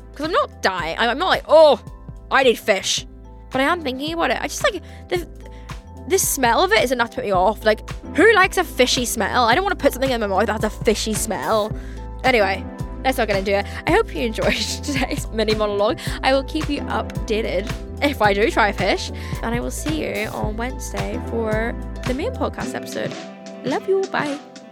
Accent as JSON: {"language": "English", "town": "Belfast", "region": "Northern Ireland", "country": "United Kingdom", "tie": "born or raised there", "said": "I grew up in Belfast, I don't think we really have any, like, fancy re-, like, sushi restaurants, like, compared to London"}